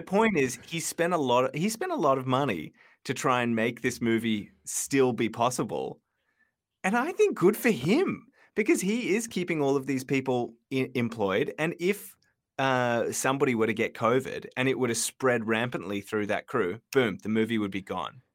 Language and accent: English; Sydney, New South Wales, Australia; I grew up in Marubra